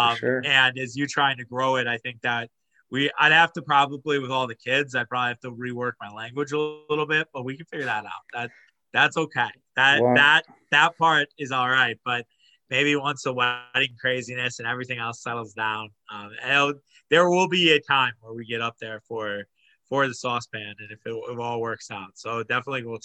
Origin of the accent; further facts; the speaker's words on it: Wauwatosa, Wisconsin, United States; I'm from Wauwatosa, and Wauwatosa is big